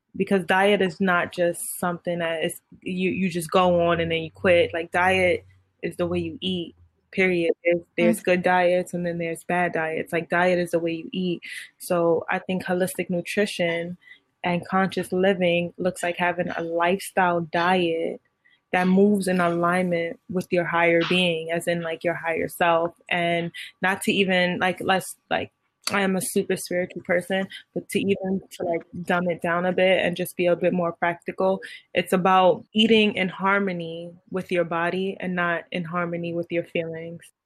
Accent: New York City, New York, United States; I'm from Brooklyn

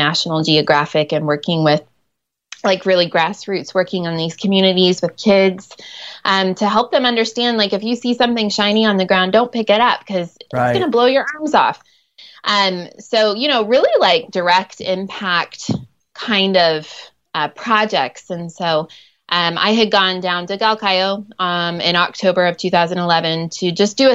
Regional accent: Ohio, United States; first language English; moved away as an adult; also born or lived in Nairobi, Kenya; I grew up in Ohio and I'm a school teacher.

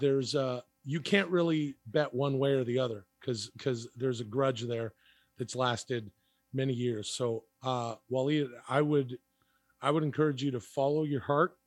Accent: Canada; I grew up in Canada

